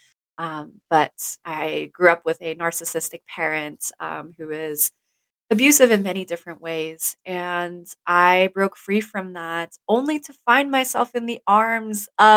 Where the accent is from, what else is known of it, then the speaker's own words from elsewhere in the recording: Stuttgart, Baden-Württemberg, Germany; also born or lived in Texas / Florida; now in Washington State, United States; I grew up in Germany, in Stuttgart, Germany. That's where I spent almost all of my life.